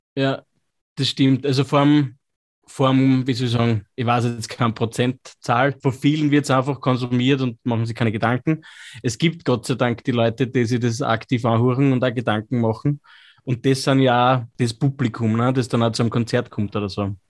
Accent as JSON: {"language": "German", "region": "Lower Austria", "country": "Austria", "accent": "Lower Austrian, a bit Viennese", "said": "Unser Dialekt, ich bin ja so quasi Niederösterreich, Wienerisch ein bisschen, die Einflüsse"}